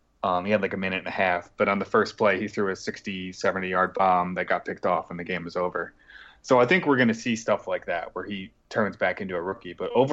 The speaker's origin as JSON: {"language": "English", "region": "Northeast", "country": "United States", "moved": "as an adult", "lives_now": "Florida, United States", "said": "I'm from the Northeast, but okay. I just recently moved down here."}